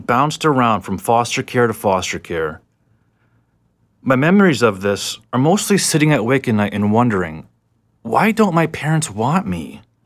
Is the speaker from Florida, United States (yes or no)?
yes; South Florida, United States; I was born in South Florida